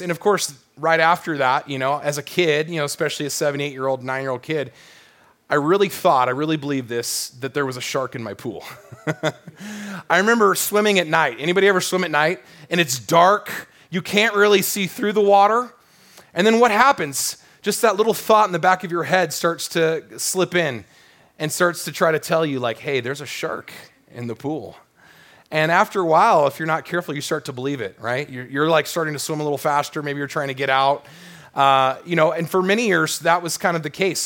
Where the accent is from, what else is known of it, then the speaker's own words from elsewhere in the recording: Southern California, United States; growing up in Southern California